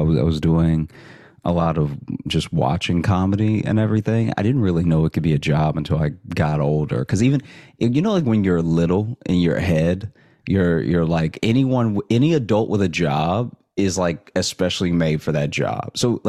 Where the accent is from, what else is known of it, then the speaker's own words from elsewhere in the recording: Alexandria, Louisiana, United States; now in Chicago, United States; So I grew up in Alexandria, and I went to college in Shreveport, Louisiana.